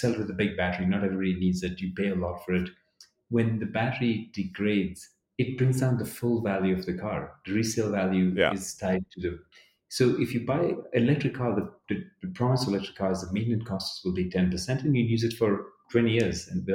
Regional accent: Addis Ababa, Ethiopia; also born or lived in Dubai, United Arab Emirates; now in United States; I was born in Addis

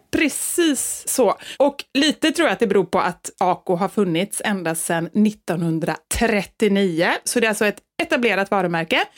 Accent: Sweden; vi är ju svenskar

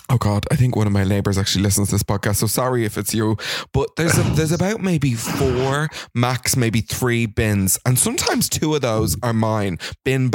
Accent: Ireland; I am the Irish … from Streetcars

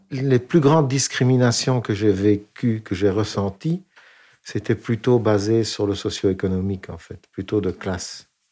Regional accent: Flémalle, Wallonia, Belgium; je suis né en Belgique

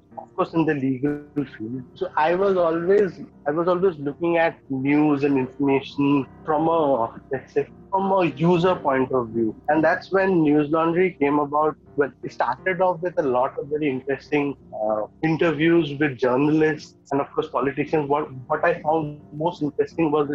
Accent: Guwahati, Assam, India; also born or lived in Pune / Mumbai; now in Kolkata, India; Currently, I am in Kolkata, but I'm originally from Guwahati, and I did my education in Pune

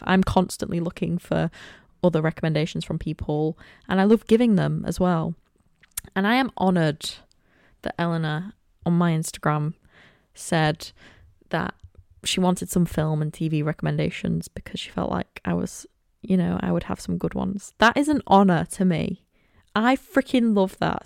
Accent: Cleethorpes, Yorkshire and the Humber, United Kingdom; also born or lived in Manchester; I was born and raised in Cleethorpes. I have been here for the entire twenty-one years of my life.

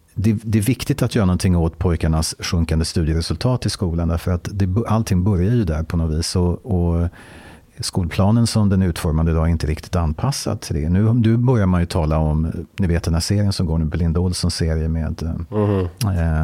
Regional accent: Stockholm, Stockholm County, Sweden; Jag är född och uppvuxen i Stockholm

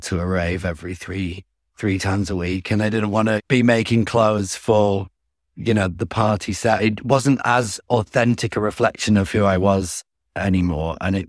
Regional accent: Ramsbottom, North West England, United Kingdom; growing up in Ramsbottom was not, wasn't all bad.

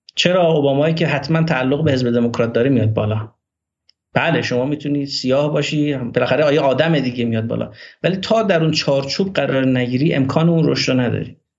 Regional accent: Meshginshahr, Ardabil Province, Iran; first language Azerbaijani; Persian is a second language; من متولد 11 آذر ماه 1363 در روستای فخرآباد شهرستان مشکین شهر استان اردبیل هستم و توی دامنه های سبلان بزرگ شدم

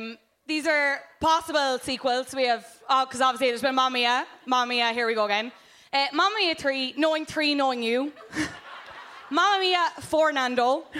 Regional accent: Cobh, Munster, Ireland; I am from Cove.

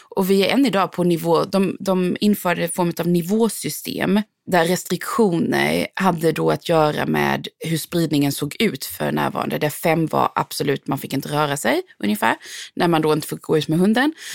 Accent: Sweden; moved away as an adult; now in South Africa; jag är svensk

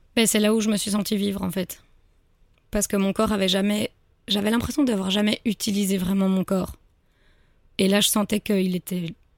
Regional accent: Brussels, Brussels-Capital Region, Belgium; je suis bruxelloise donc je cherchais autour de Bruxelles

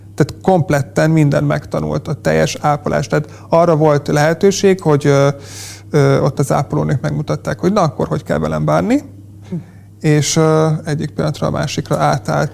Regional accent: Polgár, Hajdú-Bihar, Hungary; én polgáról származom

